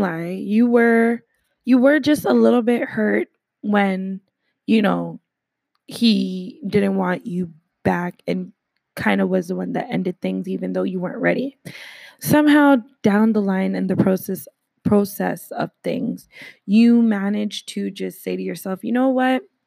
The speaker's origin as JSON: {"language": "English", "country": "Canada"}